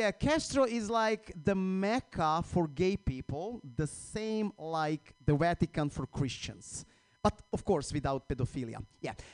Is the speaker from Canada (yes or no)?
no; Croatia; English is a second language; moved away as an adult; now in United States; I recently moved here uh, to the U.S. last year. I'm from Croatia